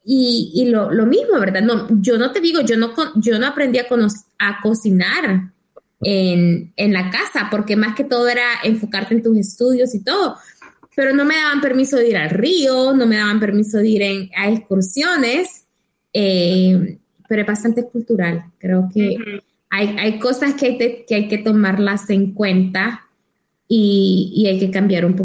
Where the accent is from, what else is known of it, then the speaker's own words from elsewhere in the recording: El Salvador; como salvadoreños creo que nuestros padres siempre nos tratan de proteger